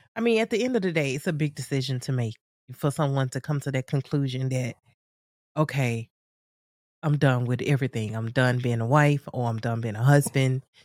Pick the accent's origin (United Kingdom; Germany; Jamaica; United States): United States; I'm from the States